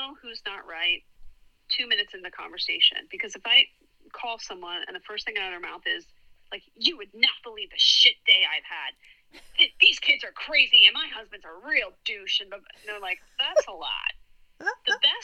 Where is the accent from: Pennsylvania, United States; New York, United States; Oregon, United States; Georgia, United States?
Pennsylvania, United States; Philadelphia; accent: Philly; moved away as an adult; also born or lived in Hershey / Washington, D.C.; now in Orange County, United States; I'm from suburban Philadelphia